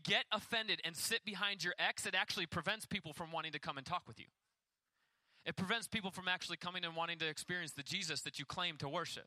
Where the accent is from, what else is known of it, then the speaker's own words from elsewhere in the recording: United States; as an American.